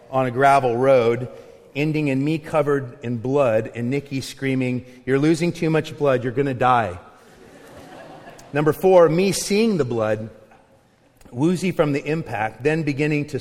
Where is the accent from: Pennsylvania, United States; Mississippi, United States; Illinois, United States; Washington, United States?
Washington, United States; Longview; also born or lived in Findlay, Eastern Washington; When I was in sixth grade, my mom had moved myself and my brothers over to Eastern Washington so she could marry her high school sweetheart. We moved from Longview, Kelso